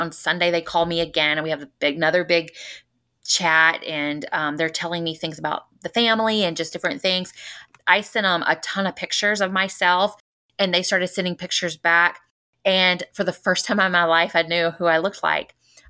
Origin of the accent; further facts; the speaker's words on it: Spring Hill, Louisiana, United States; But the crazy things is we grew up in Spring Hill.